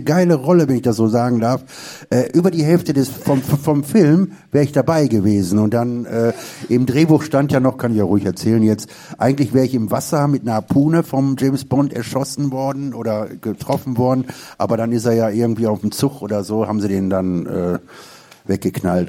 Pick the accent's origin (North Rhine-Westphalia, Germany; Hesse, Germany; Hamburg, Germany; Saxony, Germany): North Rhine-Westphalia, Germany; Duisburg; Ich komme ja aus dem Ruhrgebiet, also wie gesagt aus Duisburg.